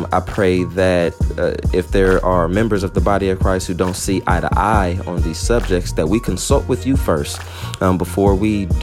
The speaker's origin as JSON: {"language": "English", "town": "Los Angeles", "region": "California", "country": "United States", "tie": "born or raised there", "said": "I'm from LA, born and raised, South Central"}